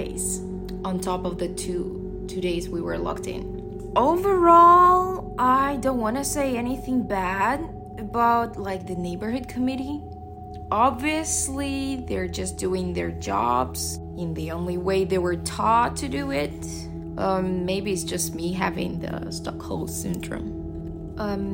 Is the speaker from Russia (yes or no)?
yes; Russia; moved away as an adult; now in Shanghai, China; I'm from Russia.